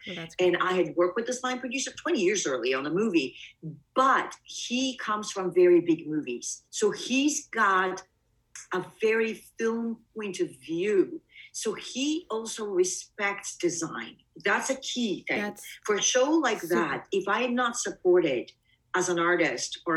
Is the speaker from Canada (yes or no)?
no; Bulgaria; also born or lived in Greece / East Coast, United States; now in United States; Obviously I'm not an American. I was born in Bulgaria, but my family and I left.